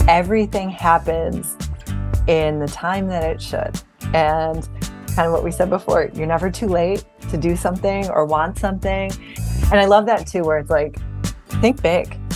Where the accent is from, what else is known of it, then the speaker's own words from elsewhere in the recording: Buffalo, New York, United States; we grew up in South Buffalo, New York, kind of a very close-knit Irish Catholic community